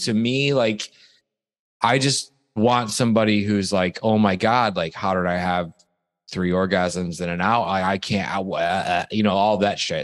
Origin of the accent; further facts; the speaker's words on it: Toledo, Ohio, United States; moved away; I'm from a place called Toledo, Ohio, which is 40 minutes